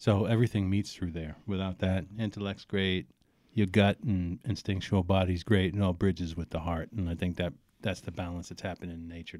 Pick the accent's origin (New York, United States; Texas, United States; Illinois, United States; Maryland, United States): New York, United States; New York City; born or raised there; also born or lived in Alphabet City, Lower East Side, New York / Brooklyn